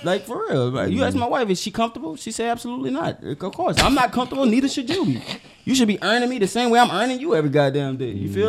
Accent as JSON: {"language": "English", "town": "New Orleans", "region": "Louisiana", "country": "United States", "said": "And I'm from"}